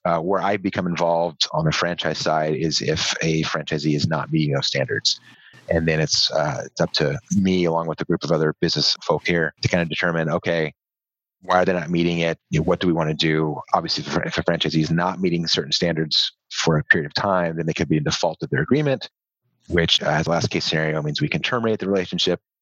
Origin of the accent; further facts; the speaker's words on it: Southern California, United States; moved away as an adult; I grew up in Southern California.